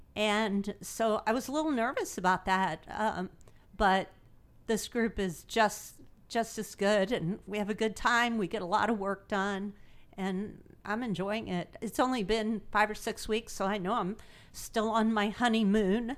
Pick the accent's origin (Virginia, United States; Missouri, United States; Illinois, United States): Missouri, United States; Imperial; now in Greenville, United States; I grew up in Imperial, Missouri